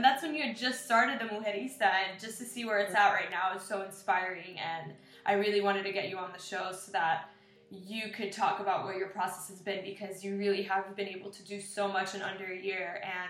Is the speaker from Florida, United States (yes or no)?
yes; Miami, Florida, United States; I grew up in Kendall too